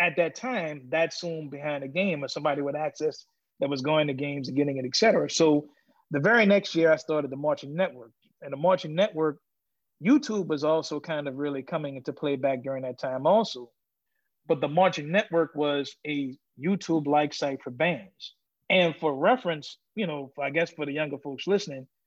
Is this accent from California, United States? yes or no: no; New Orleans, Louisiana, United States; I'm from New Orleans